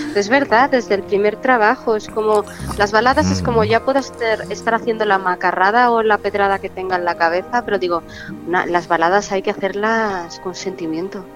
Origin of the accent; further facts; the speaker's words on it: Chamberí, Community of Madrid, Spain; yo soy muy de Chamberí mi barrio